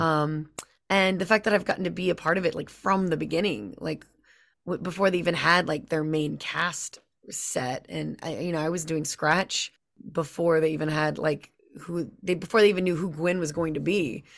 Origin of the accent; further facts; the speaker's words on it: Louisiana, United States; I'm from Louisiana